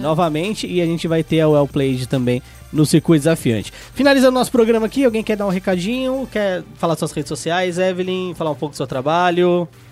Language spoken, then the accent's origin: Portuguese; Brazil; a gente tem aqui no é. Brasil